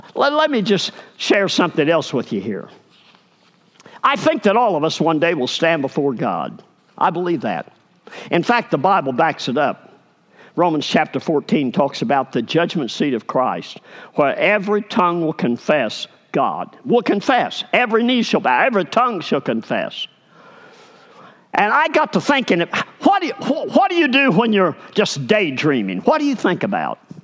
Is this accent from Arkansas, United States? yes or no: yes; Arkansas, United States; I'm from Arkansas